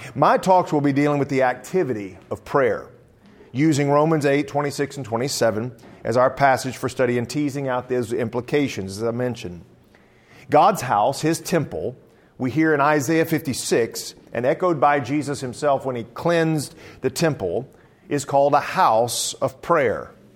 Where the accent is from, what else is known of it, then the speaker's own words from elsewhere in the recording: South Louisiana, United States; moved away; also born or lived in Southern Illinois; I'm originally from South Louisiana